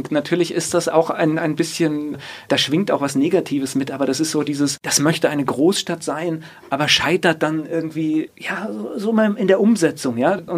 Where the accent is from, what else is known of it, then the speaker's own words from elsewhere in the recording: Kamen, North Rhine-Westphalia, Germany; born there; ich bin in einer herrlichen Bergbaustadt geboren, die heißt Carmen.